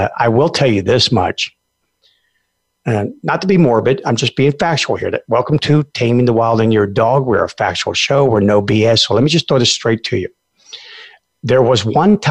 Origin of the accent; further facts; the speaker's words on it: Alaska, United States; a lot of people who live out in the middle of where I come from Alaska